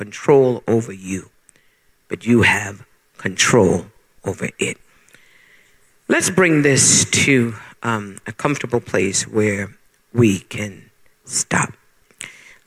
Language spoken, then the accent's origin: English; Bermuda; moved away as an adult; now in United States; When I left Bermuda, I was born in Bermuda, and when I left Bermuda